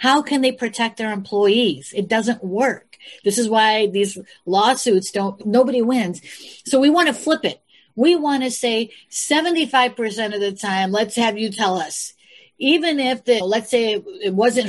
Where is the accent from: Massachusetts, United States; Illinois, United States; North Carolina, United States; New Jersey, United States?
Illinois, United States; Chicago; I'm from the Midwest, from Chicago. And I grew up with you guys.